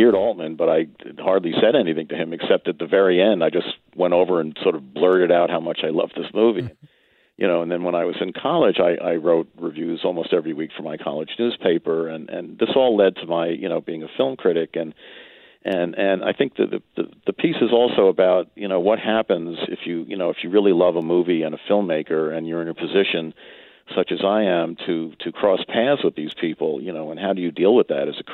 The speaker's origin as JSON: {"language": "English", "region": "New York", "country": "United States", "tie": "born or raised there", "said": "I grew up in New York and in the suburbs"}